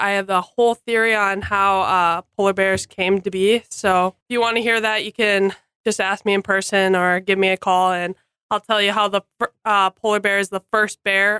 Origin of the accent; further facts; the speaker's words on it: South Haven, Minnesota, United States; moved away as an adult; now in Jamestown, United States; and I'm from South Haven, Minnesota.